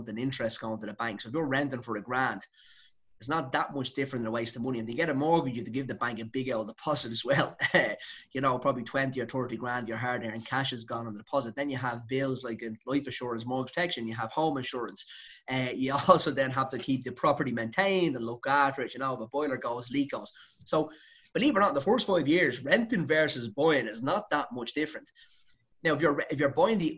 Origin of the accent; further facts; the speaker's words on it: Dublin, Leinster, Ireland; I'm from Dublin